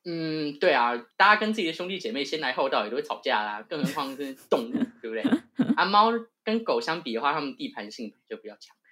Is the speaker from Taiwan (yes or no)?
yes; Banqiao, New Taipei, Taiwan; moved away as an adult; now in New York, United States; 一个土生土长的台湾音啊，对好哦，赞。然后我是板桥人